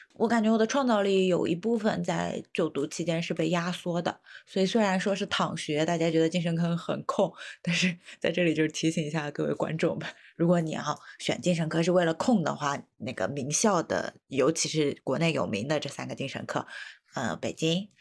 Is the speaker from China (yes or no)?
yes; China; 我们中国人那么多